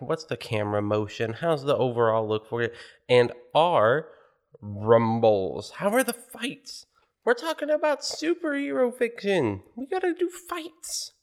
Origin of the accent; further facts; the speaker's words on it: United States; as an American